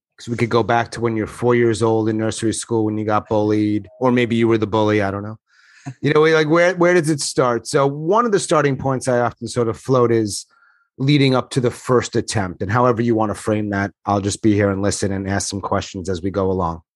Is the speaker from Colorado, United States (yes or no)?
no; New York, United States; I'm from New York.